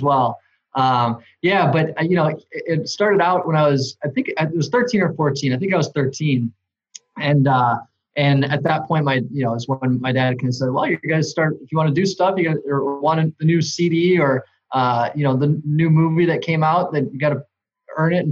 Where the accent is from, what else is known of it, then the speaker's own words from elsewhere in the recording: Johnsburg, Illinois, United States; I grew up in Johnsburg, which is what northwest of the city of Chicago, basically in Wisconsin